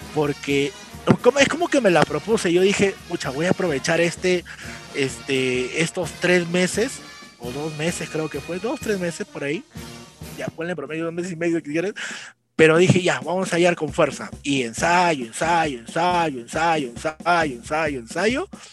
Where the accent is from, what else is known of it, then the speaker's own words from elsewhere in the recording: Cartavio, La Libertad, Peru; yo soy de la ciudad de Trujillo, bueno, en realidad soy de Cartavio